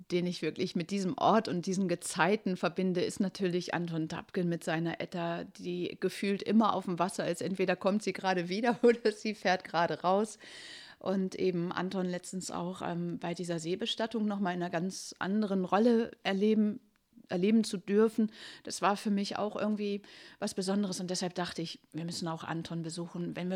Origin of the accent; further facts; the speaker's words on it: Middelfart, Southern Denmark, Denmark; German is a second language; Und eigentlich komme ich ja nicht aus Dangas, ich komme aus Middelsfair, das ist längst nicht so schön.